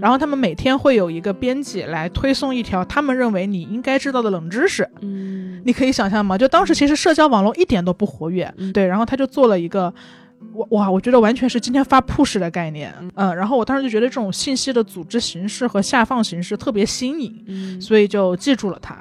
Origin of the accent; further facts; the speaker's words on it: Changsha, Hunan, China; now in Beijing, China; 我长沙人